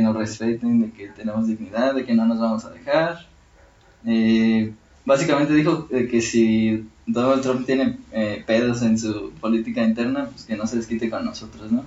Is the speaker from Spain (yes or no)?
no; Mexico; todos somos mexicanos